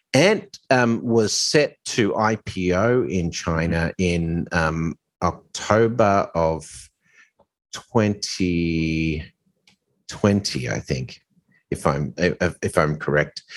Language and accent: English; Australia; also born or lived in Hong Kong / Dubai; now in New York, United States; obviously I'm Australian